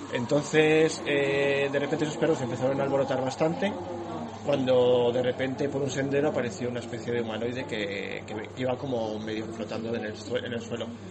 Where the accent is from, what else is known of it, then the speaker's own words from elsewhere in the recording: Morales de Toro, Castile and León, Spain; de Morales de Toro.